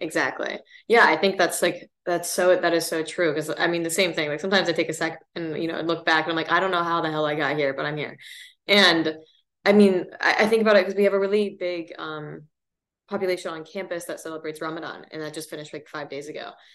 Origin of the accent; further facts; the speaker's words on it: Seattle, Washington, United States; moved away as an adult; I grew up really lucky kind of coming, you know, from Seattle